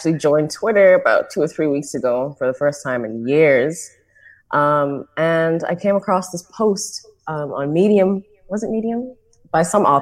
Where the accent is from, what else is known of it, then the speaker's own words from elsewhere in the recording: Nassau, New Providence, Bahamas; I am Bahamian. I was born and raised in Nassau